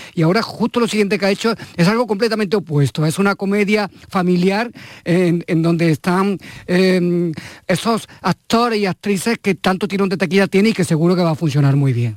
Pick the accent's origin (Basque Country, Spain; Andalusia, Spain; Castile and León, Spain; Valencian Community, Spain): Andalusia, Spain; como andaluz